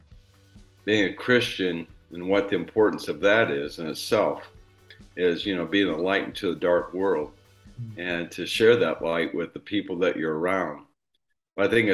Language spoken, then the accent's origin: English; Indiana, United States; I grew up here in Indiana and lived in a small town of 500 people